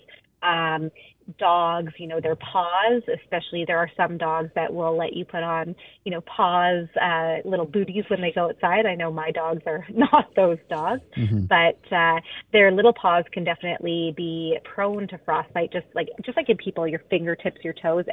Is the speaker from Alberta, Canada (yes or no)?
yes; Alberta, Canada; now in Vancouver, Canada; I grew up in Alberta